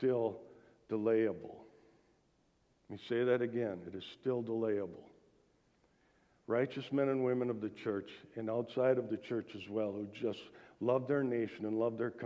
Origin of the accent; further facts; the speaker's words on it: United States; born in the United States.